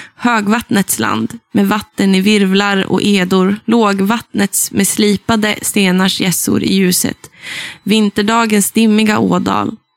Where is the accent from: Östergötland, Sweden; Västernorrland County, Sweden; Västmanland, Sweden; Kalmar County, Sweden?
Västernorrland County, Sweden; Sollefteå; accent: Norrland dialect; jag är från Ångermanland. Jag är mm. också från då Sollefteå som är hjärtat i Ådalen